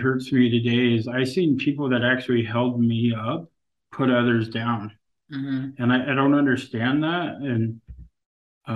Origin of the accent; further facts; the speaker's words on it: Kasaan, Alaska, United States; I'm from Kissan, you know, a community of 80 people.